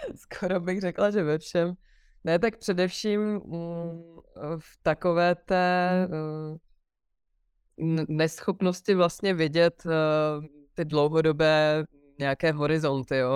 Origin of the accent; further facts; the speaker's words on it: Pardubice, Pardubice Region, Czechia; moved away; východní Čechy jsou moje rodiště a to bude vždycky ta moje rodná hruda, na kterou se budu vracet a miluju to tam, i když už dlouho v Pardubicích nežiju